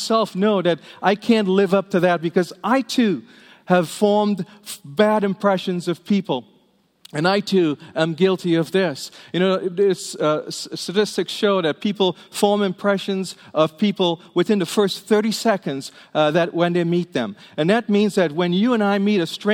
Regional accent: Trinidad & Tobago; now in United States; I grew up in Trinidad in the Caribbean

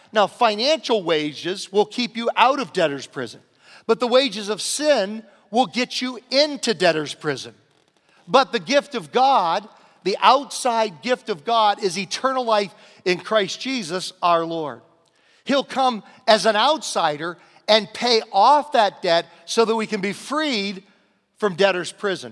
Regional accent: Virginia, United States; moved away; I grew up in Virginia next door

